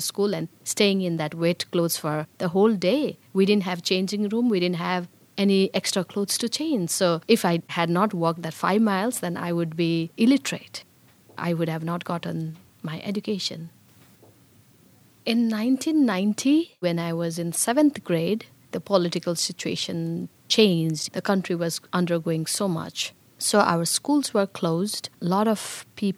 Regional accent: Bhutan; moved away as an adult; also born or lived in Nepal; now in Pittsburgh, United States; I was born in Bhutan

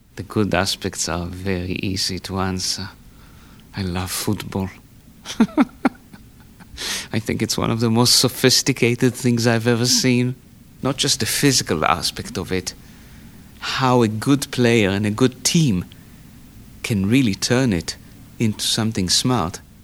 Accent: Tel Aviv, Tel Aviv District, Israel; moved away as an adult; now in Pittsburgh, United States; I was born in Tel Aviv in 1959.

